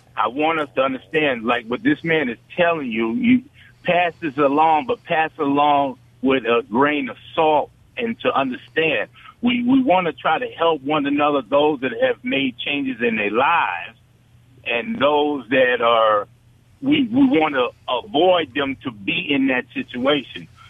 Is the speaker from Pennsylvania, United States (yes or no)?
no; New York, United States; now in Mississippi, United States; I grew up in New York. We had P A L.